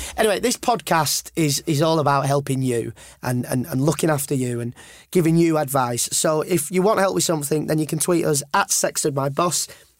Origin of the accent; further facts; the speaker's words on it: United Kingdom; also born or lived in York; I am from the North.